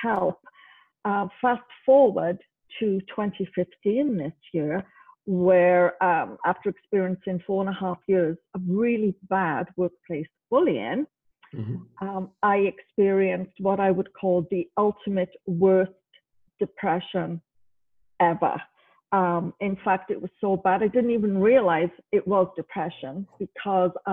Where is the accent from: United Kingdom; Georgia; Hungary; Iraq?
United Kingdom; Wales; moved away as an adult; now in Canada; originally I was born in Wales.